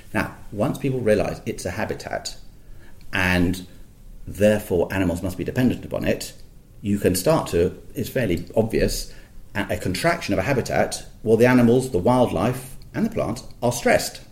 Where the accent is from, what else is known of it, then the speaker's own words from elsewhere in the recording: near Gleneagles, Scotland, United Kingdom; I was born in Scotland near Glen Eagles, quite quite fresh up there in the winters